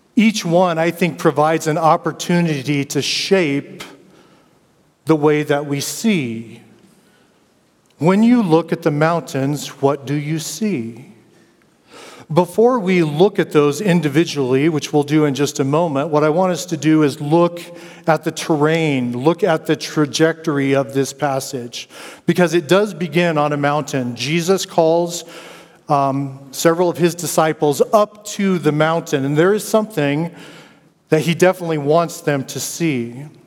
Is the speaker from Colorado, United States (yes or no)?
yes; Denver, Colorado, United States; I grew up in Denver, Colorado